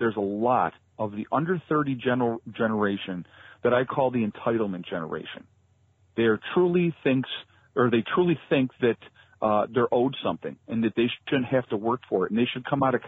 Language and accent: English; Rochester, New York, United States; I grew up in the Rochester area in New York